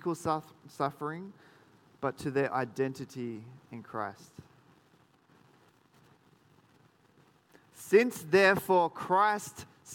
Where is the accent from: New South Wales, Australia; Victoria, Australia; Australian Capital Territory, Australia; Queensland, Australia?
New South Wales, Australia; Sydney; now in Geelong, Australia; I grew up in Sydney